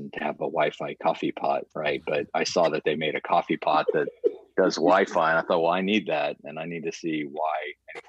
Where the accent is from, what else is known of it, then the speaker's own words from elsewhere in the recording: Stillwater, Oklahoma, United States; I grew up in Stillwater. I mean, Stillwater is my home